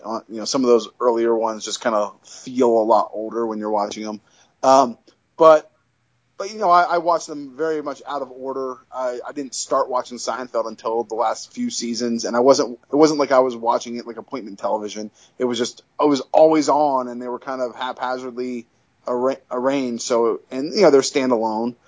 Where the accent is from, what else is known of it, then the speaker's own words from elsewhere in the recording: California, United States; also born or lived in Long Island, New York; now in New Jersey, United States; growing up in, in, California